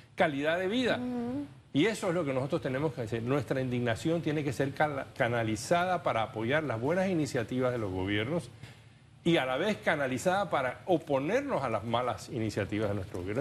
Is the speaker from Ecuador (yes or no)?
no; Panama